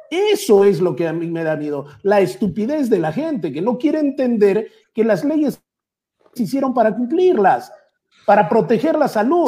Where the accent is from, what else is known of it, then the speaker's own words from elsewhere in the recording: Peru; somos peruanos